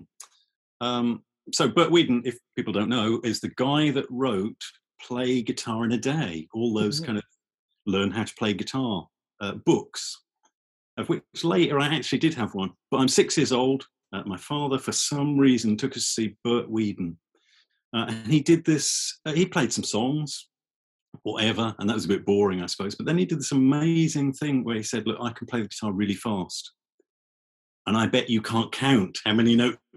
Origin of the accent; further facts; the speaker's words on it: Norfolk, East of England, United Kingdom; also born or lived in King's Lynn / Great Yarmouth / Norwich; I was born in King's Lynn. For a while I moved to Great Yarmouth, and then I moved to Norwich. I've moved all over Norfolk.